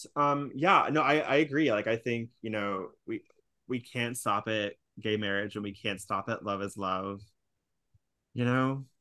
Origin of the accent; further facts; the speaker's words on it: California, United States; now in New York, United States; I'm from California